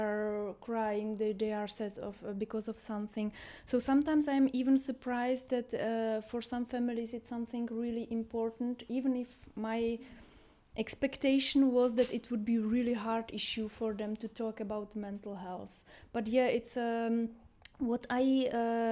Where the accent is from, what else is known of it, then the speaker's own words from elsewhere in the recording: Czechia; moved away as an adult; now in Jordan; I'm coming from the Czech Republic